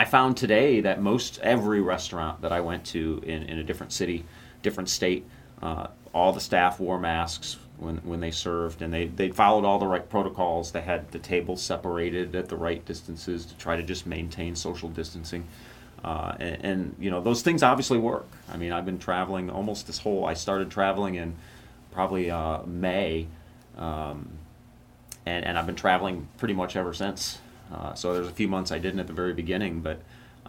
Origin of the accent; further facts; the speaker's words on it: Rockford, Illinois, United States; my hometown of Rockford, Illinois